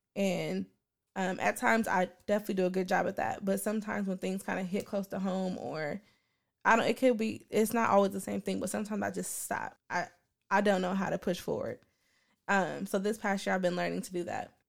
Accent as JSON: {"language": "English", "town": "Portland", "region": "Oregon", "country": "United States", "tie": "born or raised there", "said": "growing up on Eleven and Free Month, in Portland, Oregon"}